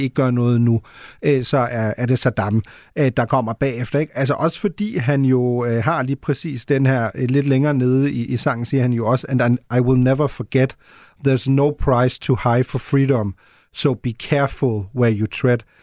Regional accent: Germany; moved away; jeg er jo født og opvokset i Tyskland

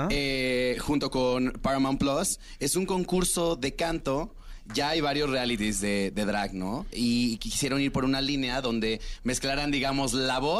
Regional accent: Cancún, Quintana Roo, Mexico; yo soy de Cancún.

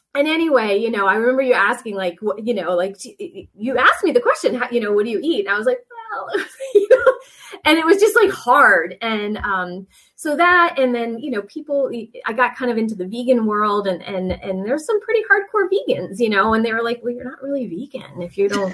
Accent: Rhode Island, United States; And so like, I'm from Rhode Island, you know, like I have to have my oysters

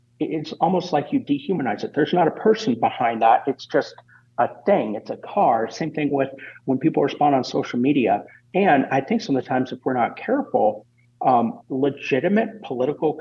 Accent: Kansas City, Missouri, United States; also born or lived in Columbia, Missouri; I'm originally from Columbia, Missouri, in Kansas City

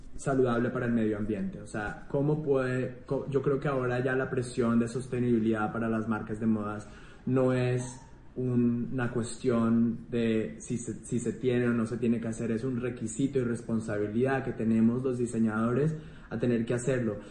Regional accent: Colombia; moved away; Yo me siento súper colombiano y tengo muchas ganas de volver a vivir en Colombia pronto

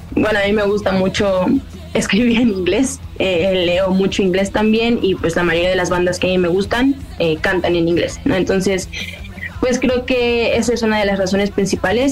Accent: Mexico; first language Spanish; Somos una banda mexicana

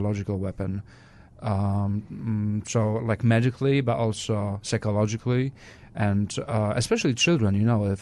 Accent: France; moved away; also born or lived in Poland; I was born in Poland and I was raised in France

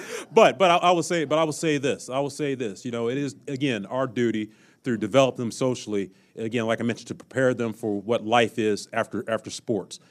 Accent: Kansas City, United States; moved away; when I was a young kid growing up in Kansas City

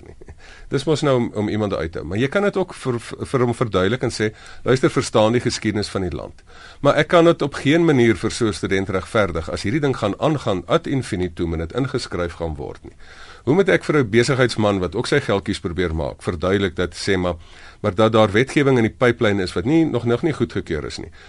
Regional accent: South Africa; first language Afrikaans; as Afrikaners

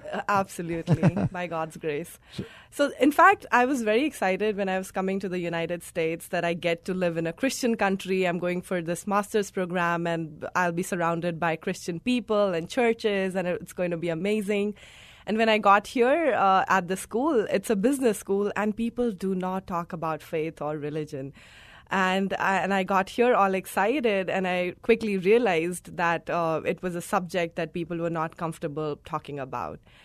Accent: India; moved away; I come from India. I was born and brought up there.

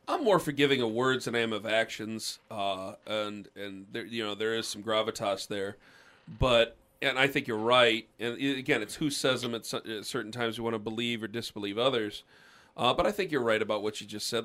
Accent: Canton, Ohio, United States; I come from Canton, and there are a lot of Steelers fans in there

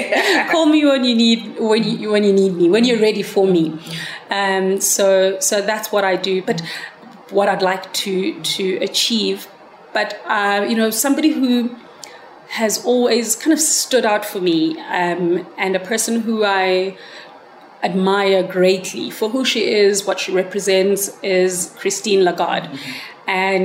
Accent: South Africa; being a South African who was brought up under apartheid and watching my country disintegrate

